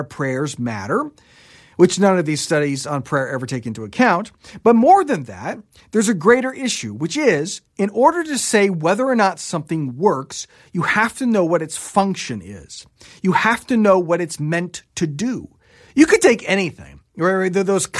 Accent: Japan; I grew up in Japan and have seen many of these Shinto shrines where there's a rope attached to a bell

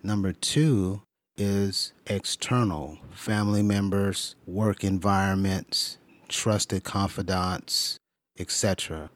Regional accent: California, United States; Growing up in California

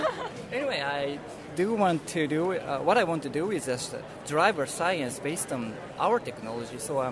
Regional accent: Japan; English is a second language; Hi, thank you. I'm … from University of Tokyo, Japan.

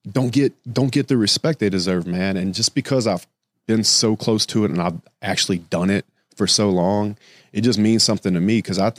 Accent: the South, United States; because I'm from the South and it's very be seen, not heard.

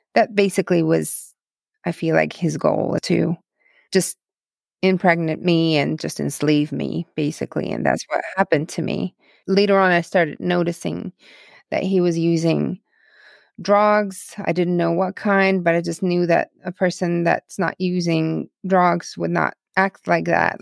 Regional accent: Dnipro, Dnipropetrovsk Oblast, Ukraine; first language Russian; English is a second language; now in United States; I grew up on the, um, tenth floor of apartment building in the city called Dnipro, the third largest city in Ukraine

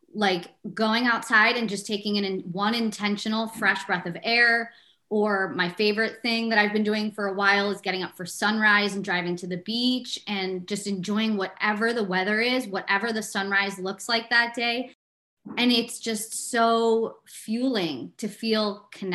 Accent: Chicago, Illinois, United States; growing up in Chicago

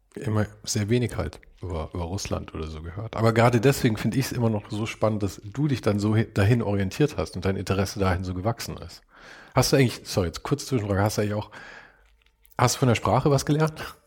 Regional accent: Munich, Bavaria, Germany; wir kommen ja beide aus München

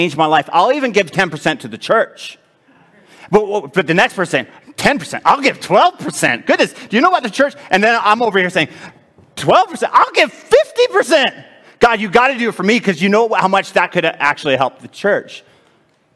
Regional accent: Edmonton, Alberta, Canada; It's in my hometown

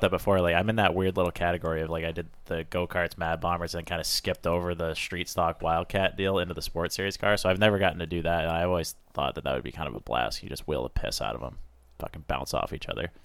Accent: Maine, United States; I'm from Maine.

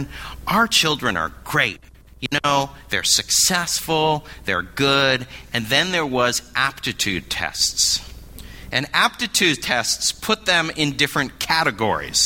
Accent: Berkeley, California, United States; moved away; also born or lived in New York City; I grew up in Berkeley, California

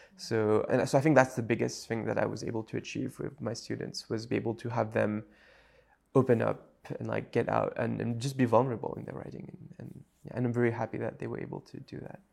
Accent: Mauritius; first language French; English is a second language; moved away as an adult; also born or lived in United States

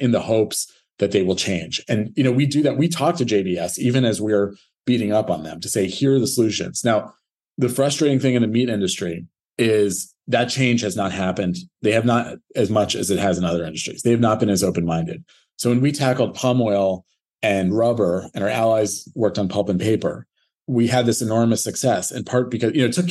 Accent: United States; as American

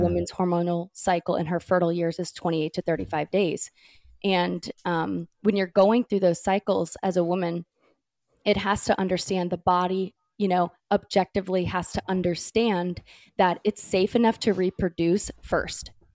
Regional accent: California, United States; now in North Carolina, United States; I grew up in California

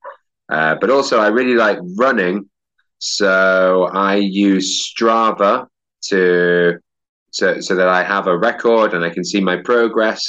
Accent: York, Yorkshire and the Humber, United Kingdom; also born or lived in Edinburgh; now in Barcelona, Spain; I'm from York, which is in the north of England

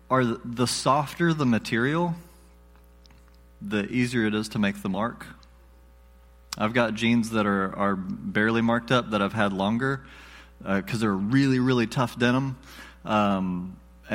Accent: the South, United States; I'm from the South, so we pronounce things funny.

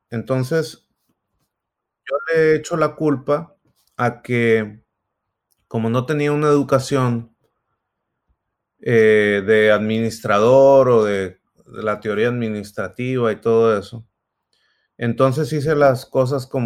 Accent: Sonora, Mexico; moved away as an adult; now in Silicon Valley, United States; yo soy, soy de Sonora, ahí nací, ahí crecí, hasta que vine en algún momento por ahí en el 2006 a Silicon Valley. Por unos años luego me volví a Sonora de nuevo y, estoy acá otra vez.

